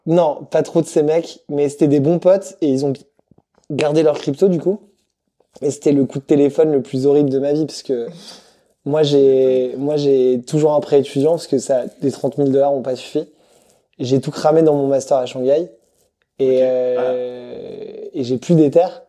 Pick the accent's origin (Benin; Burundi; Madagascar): Madagascar; moved away as an adult; also born or lived in Lyon / Brussels / Paris; je viens de Madagascar à la base